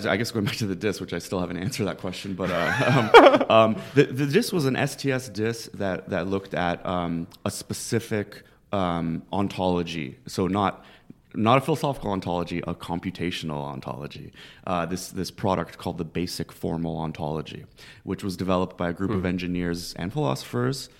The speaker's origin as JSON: {"language": "English", "town": "Toronto", "region": "Ontario", "country": "Canada", "tie": "born or raised there", "moved": "as an adult", "lives_now": "Philadelphia, United States", "said": "I grew up in Scarborough, which is kind of like it's a uh, borough of Toronto"}